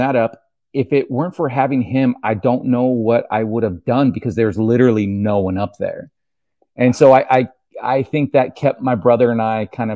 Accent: Canebrake, California, United States; also born or lived in Ventura, California; I was born in Ventura, California. And so grew up with the beach life for the first, like, 6 or so years. And then my dad didn't like crowds. And so he took us up into the middle of nowhere, Canebrake, California

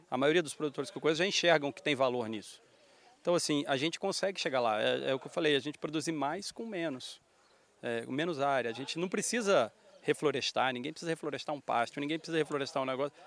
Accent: Rio de Janeiro, Brazil; accent: carioca; eu ser carioca, da minha família morar no Rio

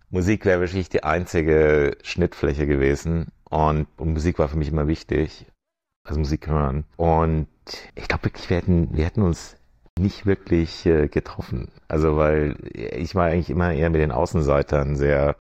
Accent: Germany; moved away as an adult; also born or lived in Switzerland / Frankfurt; now in Venice, United States; ich bin Deutscher, ich will auch den deutschen Pass

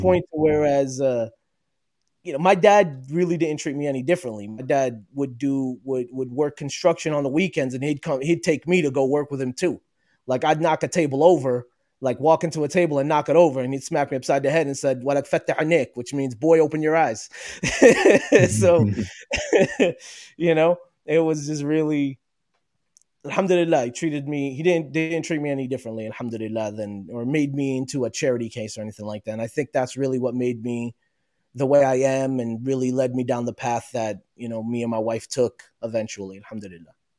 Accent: New Jersey, United States; I was born and raised in New Jersey. Uh, I am Palestinian originally

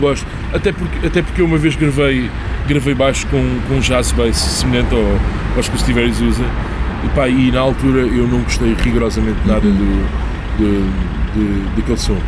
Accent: Portugal; nós somos portugueses

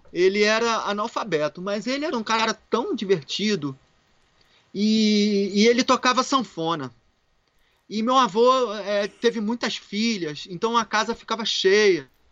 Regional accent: Rio de Janeiro, Brazil; moved away; Carioquinha, não da gema, porque meus pais são mineiros. Minha, minha mãe é de ah. Minas, meu pai é de Minas e eu sou carioca

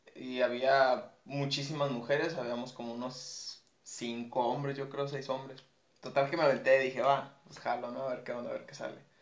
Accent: Guadalajara, Jalisco, Mexico; now in Tijuana, Mexico; yo no soy de aquí de Tijuana, yo soy de Guadalajara

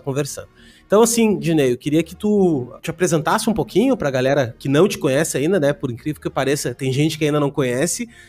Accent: Canoas, Rio Grande do Sul, Brazil; moved away as an adult; also born or lived in Porto Alegre; now in Balneário Camboriú, Brazil; eu sou de Porto Alegre, Canoas ali, né? Morava em, morei em Canoas a minha vida inteira

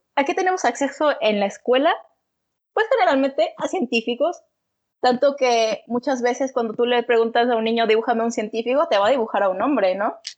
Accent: Mexico; todo el machismo que tenemos como sociedad, todo este machismo como sociedad mexicana

